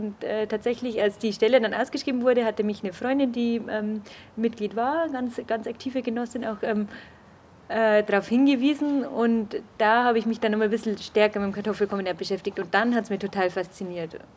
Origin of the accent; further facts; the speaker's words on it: Augsburg, Bavaria, Germany; ich bin keine Münchnerin, sondern Augsburgerin, deswegen war es mir auch nicht so nah.